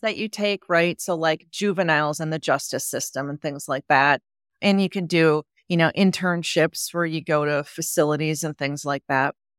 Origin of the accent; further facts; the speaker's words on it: Wisconsin, United States; I grew up in Wisconsin